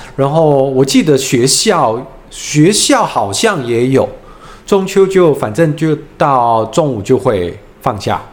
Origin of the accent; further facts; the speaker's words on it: Hong Kong; now in Taiwan; 我是来自香港的港仔